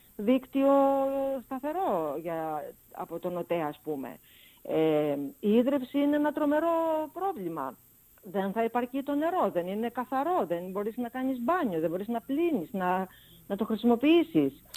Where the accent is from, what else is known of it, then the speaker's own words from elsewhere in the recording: Lemnos, North Aegean, Greece; μένω και στο νησί μου